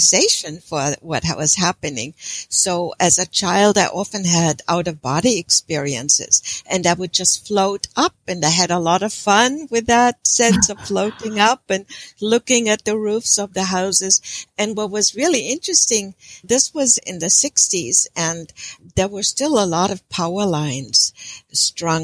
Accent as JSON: {"language": "English", "country": "Germany", "tie": "born or raised there", "second_language": "English", "moved": "as an adult", "said": "I was born and raised in Germany"}